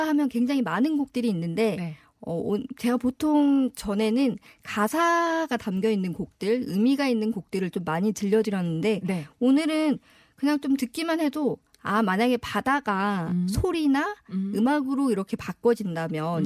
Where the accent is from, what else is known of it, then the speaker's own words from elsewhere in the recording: Tongyeong, South Gyeongsang, South Korea; 저는 남해안 출신이거든요